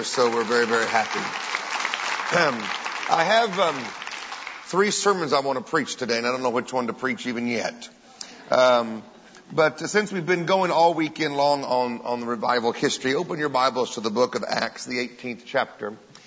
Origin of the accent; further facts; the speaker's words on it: the southern part of America, United States; I'm also an American Pentecostal from the southern part of America.